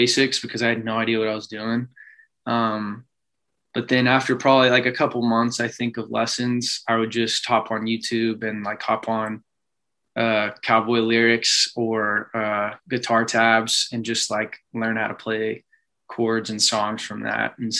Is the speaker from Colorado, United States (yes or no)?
no; College Station, Texas, United States; born and raised College Station